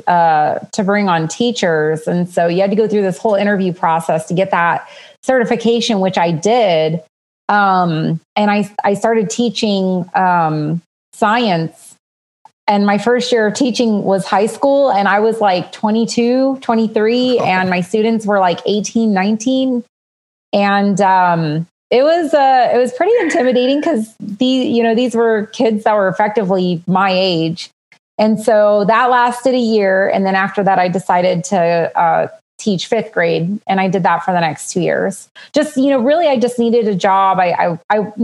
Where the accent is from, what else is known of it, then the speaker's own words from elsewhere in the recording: Southern California, United States; moved away; also born or lived in Los Angeles, California / Western Arizona / Las Vegas, Nevada; born and raised in Southern California, but it wasn't like in metro areas. I mean, I was born in the LA area, but we moved to the high desert.